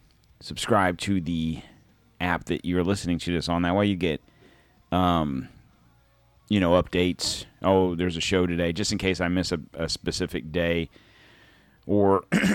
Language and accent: English; Pennsylvania, United States; born there; even though I was born in Pennsylvania, north of Philly, my mom, giant Philadelphia fan, I have lived in Florida for 40-some-odd years